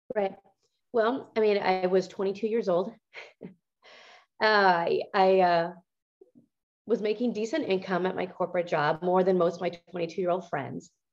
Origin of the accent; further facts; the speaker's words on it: Montana, United States; I grew up in Montana